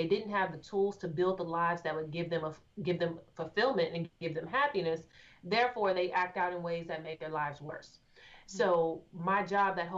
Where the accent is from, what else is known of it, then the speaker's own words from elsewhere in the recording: Austin, Texas, United States; moved away as an adult; now in Houston, United States; I am originally from Austin, Texas. So I'm not born and raised Houston, but I'm originally from Austin.